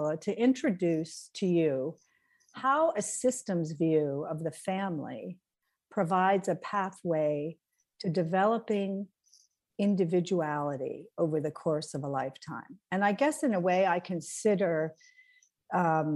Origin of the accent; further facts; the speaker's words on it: St. Johnsbury, Vermont, United States; moved away as an adult; also born or lived in Los Angeles, California / Burlington, Vermont; I was raised in St. Johnsbury, Vermont, which is in the northeastern corner of Vermont